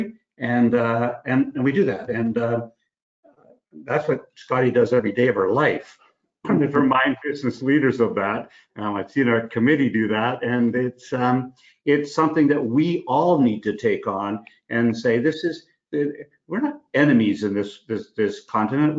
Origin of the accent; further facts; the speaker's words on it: Sault Ste. Marie, Ontario, Canada; now in Toronto, Canada; I live in Midtown Toronto, but I grew up in Sault Ste. Marie